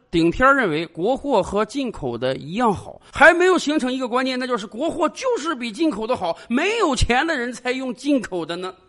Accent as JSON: {"language": "Chinese", "country": "China", "said": "对于一个普通中国人来讲，我们在日常生活中都会不自觉地跟别人讲"}